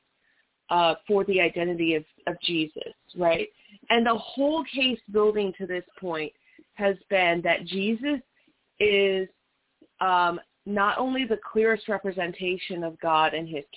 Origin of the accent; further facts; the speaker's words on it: Las Vegas, Nevada, United States; I was born and raised in Las Vegas.